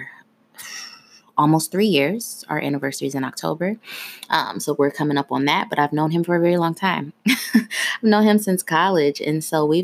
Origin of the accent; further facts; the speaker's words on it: Ohio, United States; moved away as an adult; now in Washington, D.C. area, United States; I'm originally from Ohio.